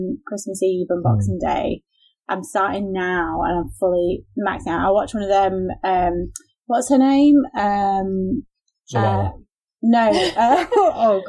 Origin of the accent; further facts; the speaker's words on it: Yorkshire and the Humber, United Kingdom; as a Yorkshire person